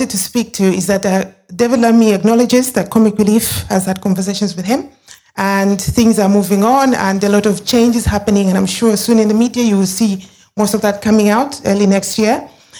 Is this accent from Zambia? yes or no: yes; Zambia; now in United Kingdom; being a Zambian, proud Zambian, being British, being diaspora, being part of the African diaspora debate